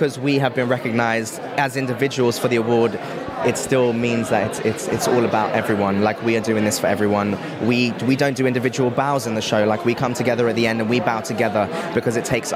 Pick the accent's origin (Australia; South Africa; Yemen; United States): South Africa; now in London, United Kingdom; I am originally from South Africa, but I live in London